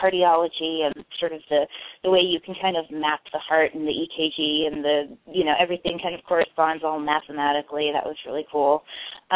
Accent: north central Kansas, United States; now in Oregon, United States; I grew up in north central Kansas

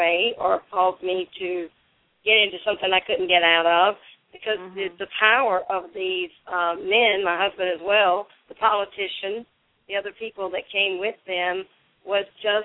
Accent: Dodge County, South Georgia, United States; I grew up in the South, in South Georgia, Dodge County, South Georgia

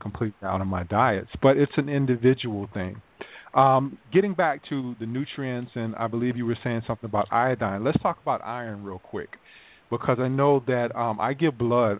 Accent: South Carolina, United States; moved away; I'm from South Carolina.

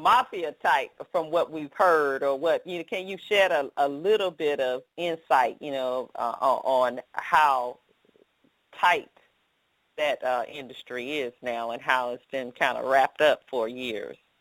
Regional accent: Atlanta, Georgia, United States; I'm from Atlanta

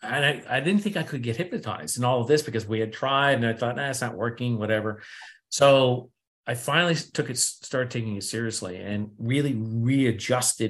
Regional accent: New England, United States; I'm from New England

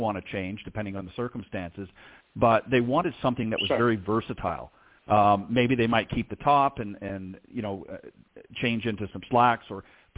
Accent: Toronto, Ontario, Canada; accent: Canadian; If you haven't picked up the Canadian accent yet, you will, I'm sure, through our conversation. But obviously, I was from the Toronto area

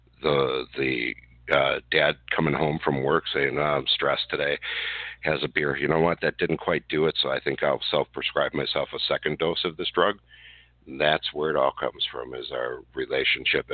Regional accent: Wisconsin, United States; here in my home state of Wisconsin

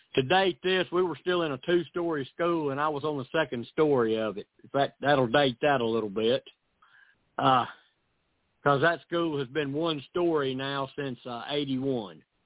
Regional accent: Camden, Tennessee, United States; also born or lived in Missouri; I was born here in Camden

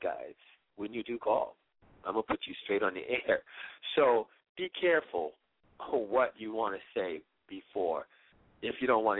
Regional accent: Washington, District of Columbia, United States; my hometown girl from Washington, D.C.

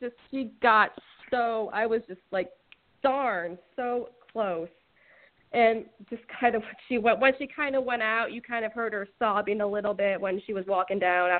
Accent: Salem, Massachusetts, United States

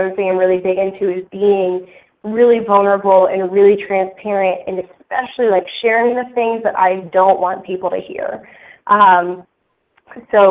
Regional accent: north of Boston, Massachusetts, United States; I grew up actually in Massachusetts, north of Boston

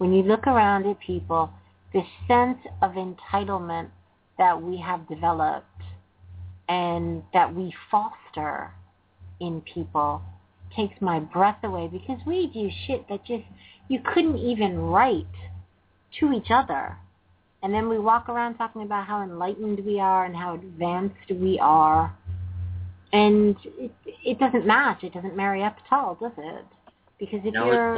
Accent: New York, United States; moved away as an adult; now in United Kingdom; I'm from New York, but I live over in the UK

